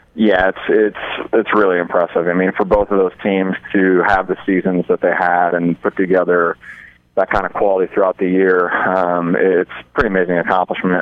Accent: Omaha, Nebraska, United States; also born or lived in Hastings, Nebraska; I'm from Omaha, Nebraska

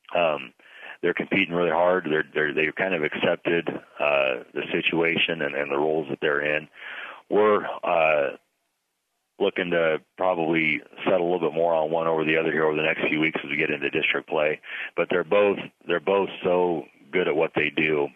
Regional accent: Pleasanton, Nebraska, United States; now in Ogallala, United States; I grew up in Pleasanton

